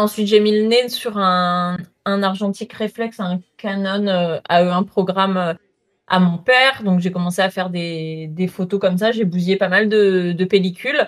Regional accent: south of France, France; Je viens du sud de la France.

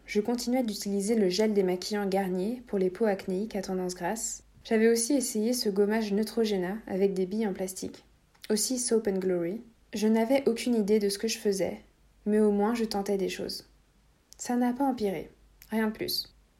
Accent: Latvia; moved away; j'étais évidemment chez mes parents à ce moment-là, dans mon pays natal, la Lettonie. Je vivais dans une petite ville

